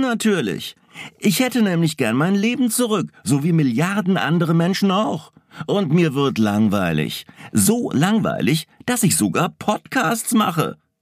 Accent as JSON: {"language": "German", "country": "Germany", "said": "wir in Deutschland"}